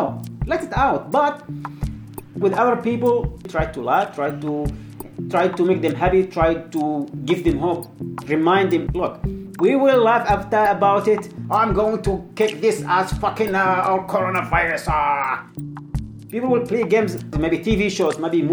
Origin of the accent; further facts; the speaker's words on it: Yemen; moved away; from Yemen